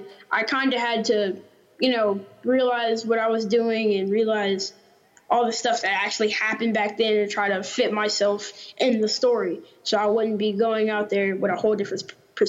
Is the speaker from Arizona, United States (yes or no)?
no; Fresno, Texas, United States; I was born here in Fresno, Texas, and been here, living here all my life.